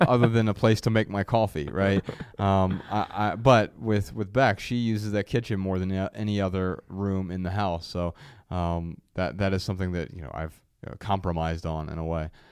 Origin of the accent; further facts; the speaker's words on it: Ohio, United States; moved away; we grew up in Ohio and it's hot as hell in, in the summers